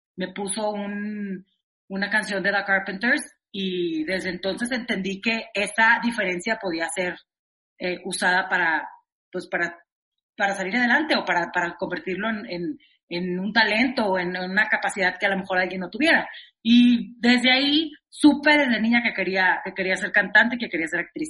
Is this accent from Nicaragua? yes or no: no; Monterrey, Nuevo León, Mexico; now in Mexico City, Mexico; soy de Monterrey, ¿no? Soy una regia que vino a, la Ciudad de México tal cual a probar